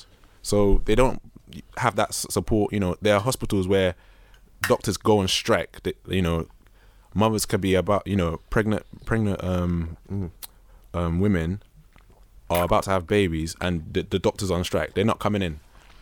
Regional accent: Nigeria; I mean, we're all Nigerian. Sorry to interrupt you, but we're all Nigerian.

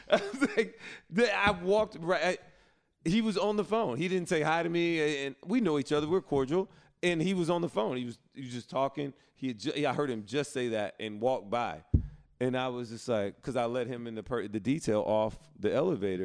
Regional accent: Alabama, United States; I'm from Alabama

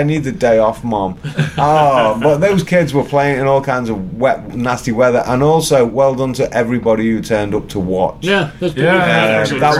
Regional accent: England, United Kingdom; moved away; I'm from England

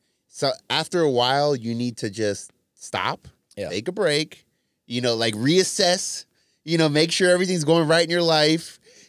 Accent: Ontario, Canada; Just say you're Canadian. I grew up in Ontario.

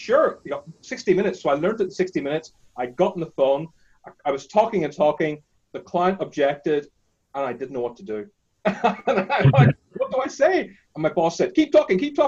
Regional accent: Northern Ireland, United Kingdom; I grew up in Northern Ireland, as you can tell by my accent. My parents are Indian.

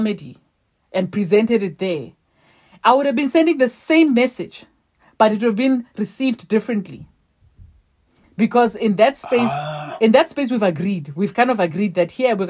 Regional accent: South Africa; I'm a South African

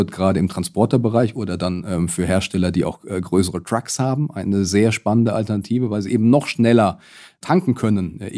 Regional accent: Rüsselsheim, Hesse, Germany; Aber schon allein hier an meiner Heimatstadt Rüsselsheim sieht man, dass sich die Städte zu Electric Cities entwickeln werden.

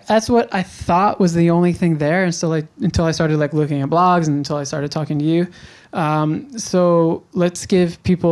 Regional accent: New York, United States; now in Canggu, Indonesia; I'm from New York

